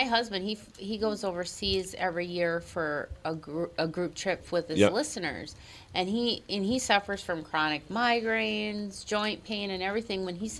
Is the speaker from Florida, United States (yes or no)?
no; Minnesota, United States; accent: Minnesota; he makes fun of my Minnesota accent all the time.